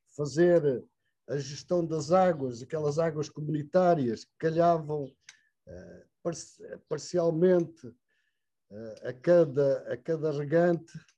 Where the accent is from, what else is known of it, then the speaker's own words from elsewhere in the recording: Portugal; era incrível a chegada daquela carripana às nossas aldeias